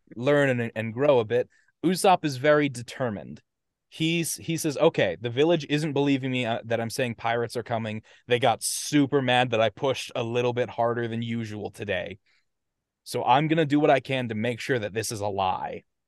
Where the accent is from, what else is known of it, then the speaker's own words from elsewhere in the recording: United States; accent: American; my American accent